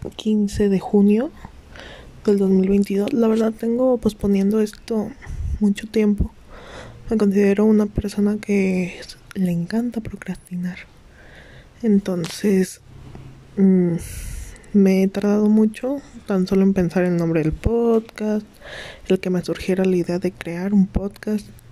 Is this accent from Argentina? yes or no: no; Mexico; tengo 19 años, eh, soy de México